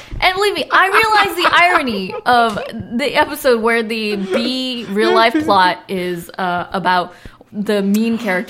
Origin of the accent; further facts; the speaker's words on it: Southern California, United States; I grew up in Southern California.